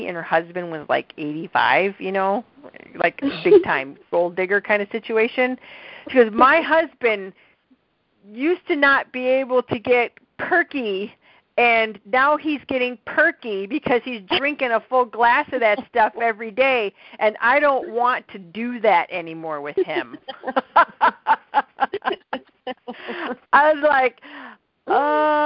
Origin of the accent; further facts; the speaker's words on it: Midwest, United States; accent: Midwestern nasal; my Midwestern nasal accent.